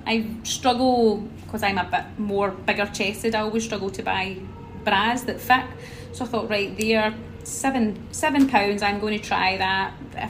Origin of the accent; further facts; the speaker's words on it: Scotland, United Kingdom; I'm 34 years old, and I'm from Scotland.